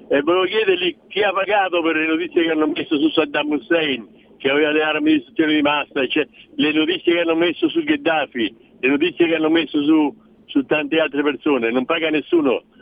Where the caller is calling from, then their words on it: Umbria, Italy; No, io poco fa senti, sono dall'Umbria, chiamo, dove non si sente molto.